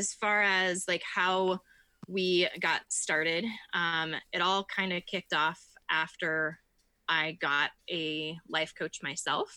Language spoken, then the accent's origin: English; Iowa, United States; I am from Iowa. I live in the tiniest town that most people can think